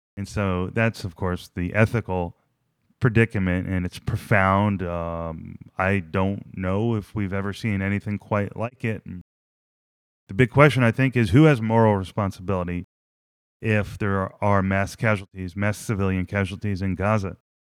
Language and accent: English; New Jersey, United States; I'm from New Jersey.